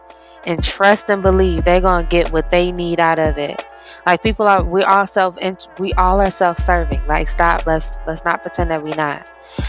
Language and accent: English; Missouri, United States; I was born and raised in Missouri. Stripping isn't even legal in Missouri.